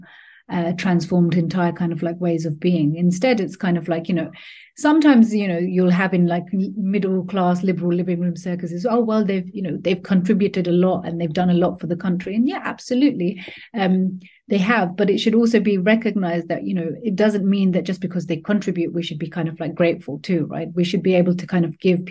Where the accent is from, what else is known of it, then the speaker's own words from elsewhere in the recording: London, United Kingdom; also born or lived in Pakistan; I've been living in the UK and in London, I'm quite happy to say I'm from London.